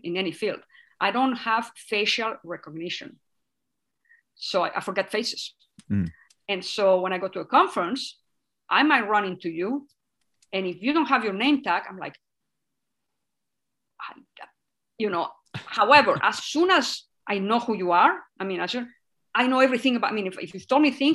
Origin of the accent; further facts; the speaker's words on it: Catalonia, Spain; first language Spanish; English is a second language; moved away as an adult; now in Tucson, United States; It's the language that we speak where I grew up.